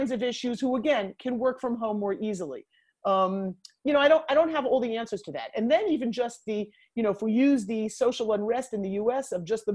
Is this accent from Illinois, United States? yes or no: no; New York, United States; as a New Yorker